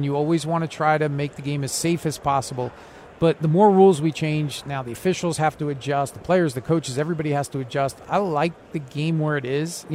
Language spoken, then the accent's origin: English; East Coast, United States; now in West Coast, United States; I grew up on the East Coast. I live on the West Coast now